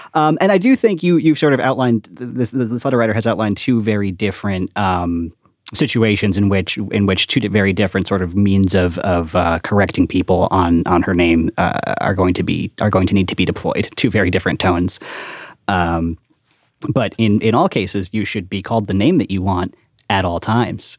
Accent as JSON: {"language": "English", "area": "Long Island", "region": "New York", "country": "United States", "tie": "born or raised there", "also_born_or_lived": "Brooklyn", "said": "I was, I was born on Long Island"}